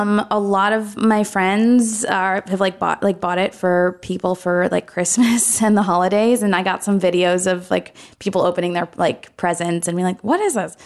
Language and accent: English; Ann Arbor, Michigan, United States; I'm from Ann Arbor, Michigan